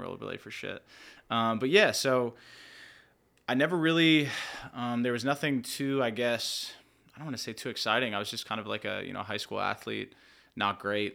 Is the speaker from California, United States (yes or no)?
no; Lebanon, Pennsylvania, United States; I'm from Lebanon.